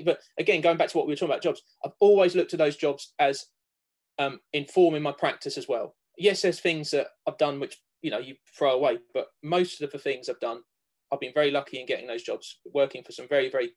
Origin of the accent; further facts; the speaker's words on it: Cambridge, East of England, United Kingdom; I grew up around Cambridge